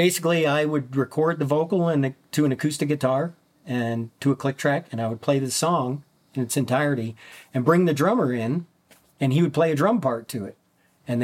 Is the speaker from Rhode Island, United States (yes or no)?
no; Minnesota, United States; As a child, I grew up in Minnesota, in way up near the Canadian border, small mining town.